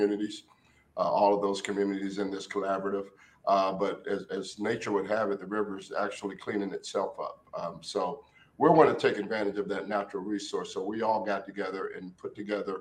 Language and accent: English; Warren, Ohio, United States; when I was growing up in Warren, Ohio